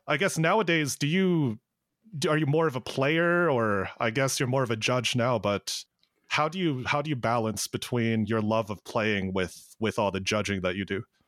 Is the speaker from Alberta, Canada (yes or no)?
yes; Calgary, Alberta, Canada; We're from Calgary